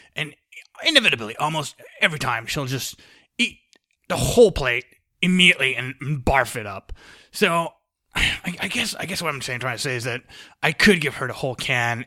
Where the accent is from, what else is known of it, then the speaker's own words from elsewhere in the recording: United States; I'm American